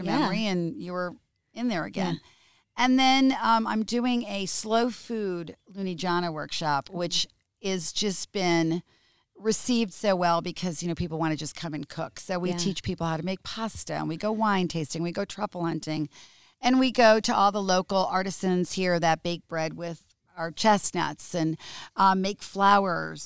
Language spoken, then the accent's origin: English; United States; moved away as an adult; now in Italy; I'm American.